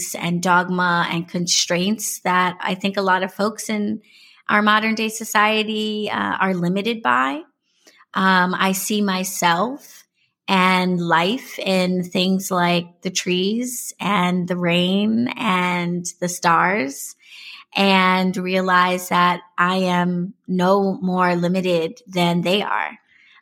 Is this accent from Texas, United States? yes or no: no; New York City, New York, United States; I was born and raised in New York City. I am a native New Yorker all day.